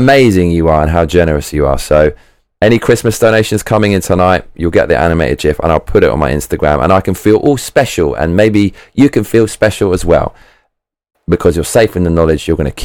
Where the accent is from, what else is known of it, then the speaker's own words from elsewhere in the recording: United Kingdom; I'm British